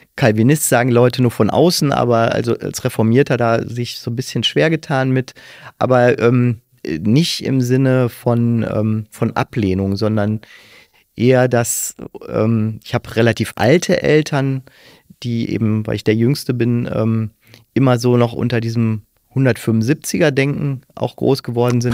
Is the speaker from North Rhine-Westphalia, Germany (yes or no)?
yes; Kalkar, North Rhine-Westphalia, Germany; Ich bin also in Kalka aufgewachsen, sehr katholisch geprägt